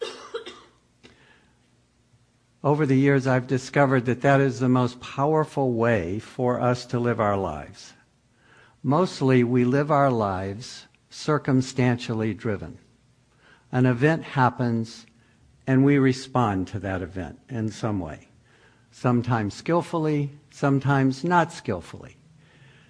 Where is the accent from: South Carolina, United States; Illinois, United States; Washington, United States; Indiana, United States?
South Carolina, United States; Pickens County; moved away as an adult; now in California, United States; I'm from Pickens County, South Carolina, and come from about 8 or 9 generations of Southern Baptist preacher